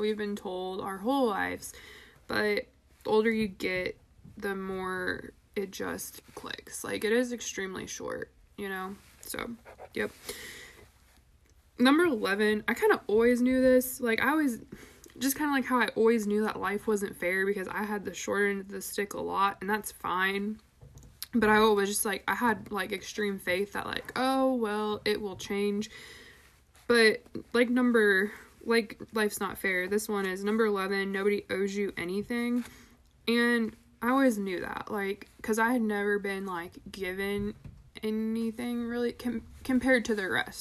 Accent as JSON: {"language": "English", "country": "United States", "said": "we are American capitalist consumerist"}